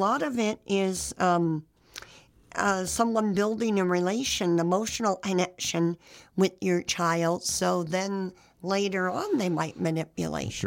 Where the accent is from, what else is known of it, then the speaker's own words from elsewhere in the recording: San Jose, California, United States; I didn't grow up in a small town. I grew up in San Jose